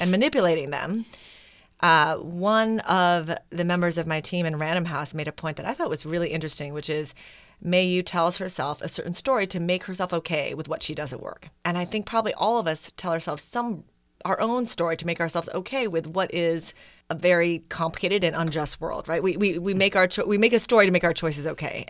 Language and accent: English; Wisconsin, United States; also born or lived in Manila, Philippines; I was born in Manila, but grew up in Wisconsin